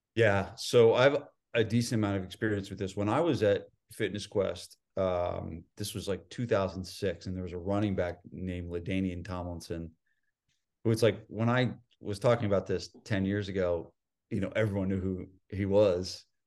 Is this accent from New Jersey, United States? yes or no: yes; New Jersey, United States; moved away; also born or lived in San Diego; I'm from New Jersey